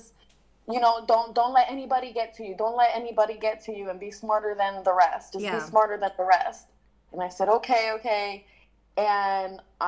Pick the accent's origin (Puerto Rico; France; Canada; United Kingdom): Puerto Rico; I'm from Puerto Rico